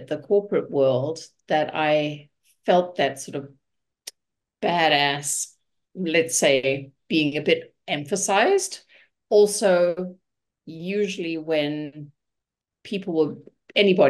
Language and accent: English; Johannesburg, Gauteng, South Africa; moved away as an adult; also born or lived in Munich, Germany / Vancouver, Canada; now in Hamilton, Canada; So I was born in South Africa. I was born in Johannesburg. I lived in Johannesburg, finished my schooling there.